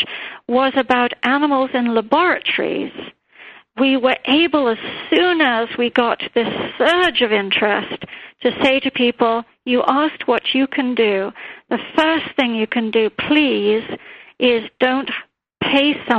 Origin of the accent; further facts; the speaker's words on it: India; moved away; growing up in India